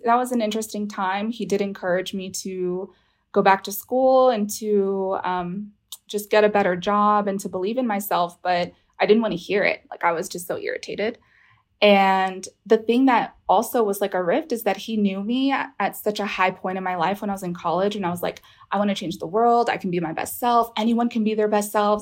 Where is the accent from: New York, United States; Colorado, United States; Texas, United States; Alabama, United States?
Texas, United States; Houston; I'm calling from Houston, Texas. I'm born from here